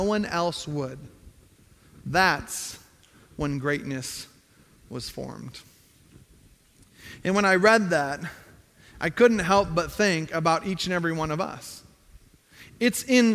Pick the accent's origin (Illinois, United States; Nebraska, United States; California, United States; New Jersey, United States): Illinois, United States; Zion; I grew up north of Chicago in Zion, Illinois